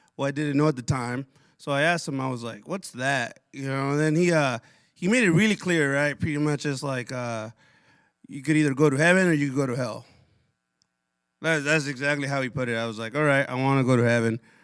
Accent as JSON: {"language": "English", "town": "Pasco", "region": "Washington", "country": "United States", "tie": "born or raised there", "also_born_or_lived": "Othello, Washington / Connell, Washington", "said": "when I was, like, six, move to Tri Cities Pasco"}